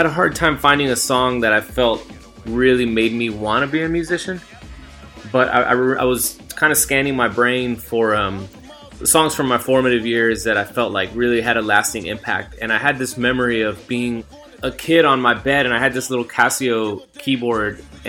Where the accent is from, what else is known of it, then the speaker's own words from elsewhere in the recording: Texas, United States; I was in South Texas, a predominantly Mexican-American town.